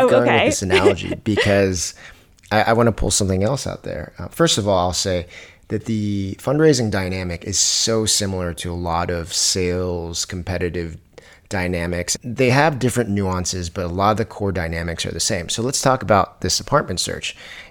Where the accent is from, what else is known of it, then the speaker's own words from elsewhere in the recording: Virginia, United States; You know, I'm originally from Virginia